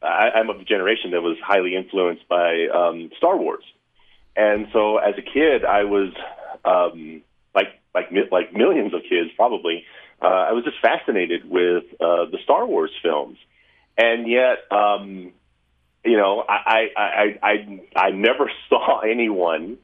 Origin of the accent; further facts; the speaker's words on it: Lubbock, Texas, United States; now in Utah, United States; I was born in Lubbock, Texas. So I'm from West Texas